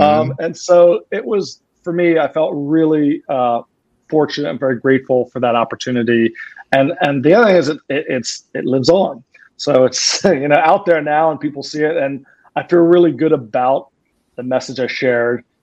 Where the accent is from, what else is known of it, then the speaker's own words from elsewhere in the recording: Philadelphia, Pennsylvania, United States; I'm from Philadelphia